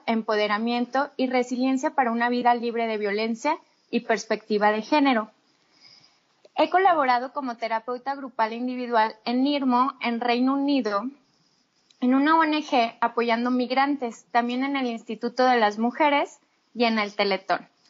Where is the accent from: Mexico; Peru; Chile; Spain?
Mexico; Torreón, Coahuila; also born or lived in United Kingdom; soy de Torreón